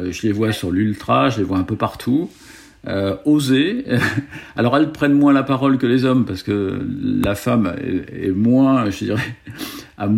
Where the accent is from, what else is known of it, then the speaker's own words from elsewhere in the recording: Paris, Île-de-France, France; moved away as an adult; now in Aix-en-Provence, France; moi, je suis, je suis, je suis parisien. Moi, je, je, suis parisien. À l'origine, euh, j'ai vécu que sur la région parisienne. Euh, euh, écoute, je suis arrivé à Aix-en-Provence